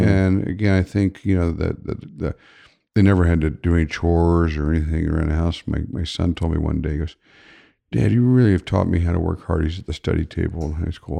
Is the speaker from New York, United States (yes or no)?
no; Upper Arlington, Ohio, United States; I grew up in Upper Arlington